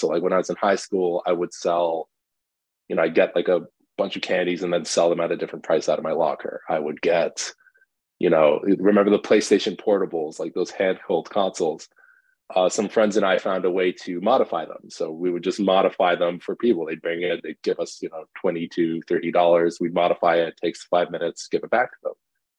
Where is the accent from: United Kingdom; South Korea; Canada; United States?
Canada; also born or lived in Iran; I grew up partially in Canada, partially in Iran, back in Canada.